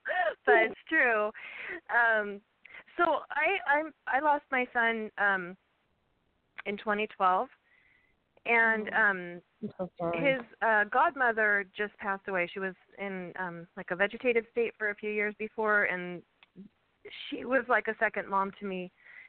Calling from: Ventura, California, United States; Hi, I'm calling from Ventura, California.

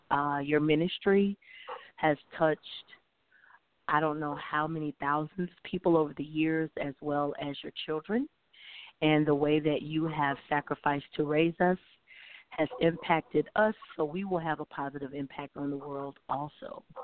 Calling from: Memphis, Tennessee, United States; I'm calling from Memphis, Tennessee.

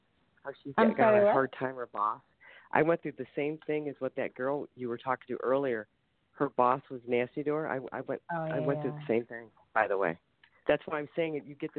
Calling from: Ohio, United States; I'm calling from Ohio.

